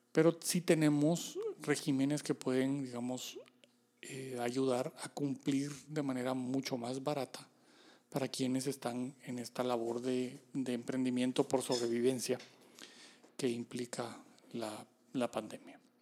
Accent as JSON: {"language": "Spanish", "country": "Guatemala", "said": "como guatemaltecos"}